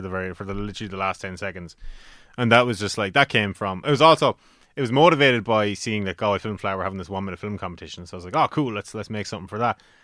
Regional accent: Carlow, Leinster, Ireland; in Carlow, uh, for my hometown

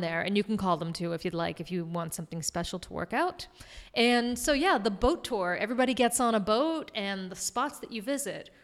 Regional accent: Massachusetts, United States; bang a Yui, as you know we say in Massachusetts

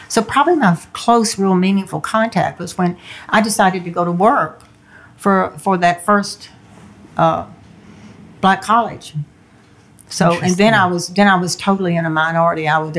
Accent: the South, United States; When I was growing up in the South, I remember and I wasn't even close to any African Americans, but I could sense impending violence, anything could erupt at any minute.

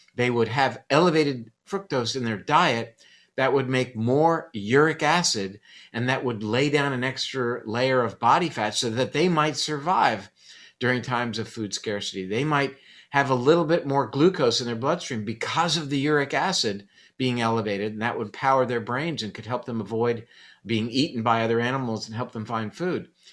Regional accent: Coral Gables, Florida, United States; born or raised there

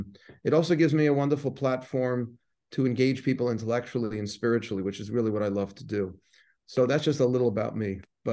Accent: New York City, New York, United States; So I'm from Forest Hills, Queens, born and bred.

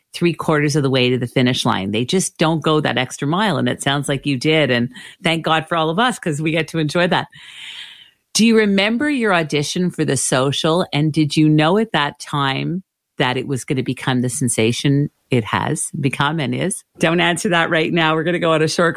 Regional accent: Canada; I'm Canadian

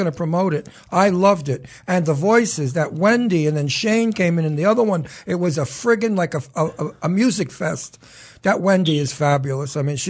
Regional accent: New York City, New York, United States; accent: Brooklyn; now in New Hope, United States; You bet your ass I'm from Brooklyn. Can't you hear the accent? You bet I'm from Brooklyn. I'm a WOP from Brooklyn.

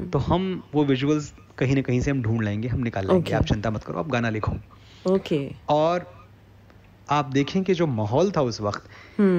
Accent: Gauriganj, Uttar Pradesh, India; moved away; और मुझे अपना शहर भी याद आ रहा था गौरीगंज अमेठी

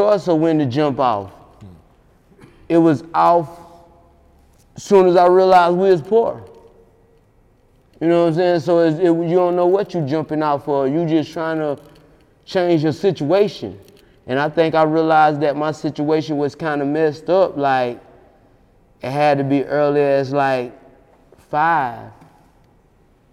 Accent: Latta, by way of Sellers, South Carolina, United States; also born or lived in Columbia, South Carolina

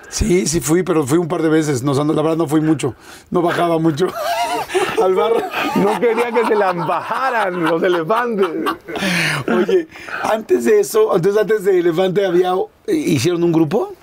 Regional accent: Mexico City, Mexico; yo toda la vida aquí, yo nací aquí este, pues yo nací en el 71

